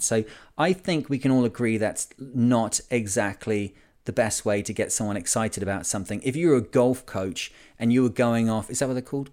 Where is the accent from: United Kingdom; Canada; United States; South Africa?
United Kingdom; Lancashire, North West England; I'm from Lancashire in the U K